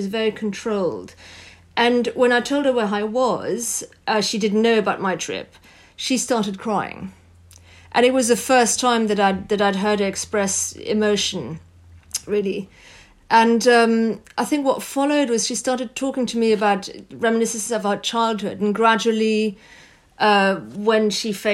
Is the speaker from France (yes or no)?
yes; France; I grew up in France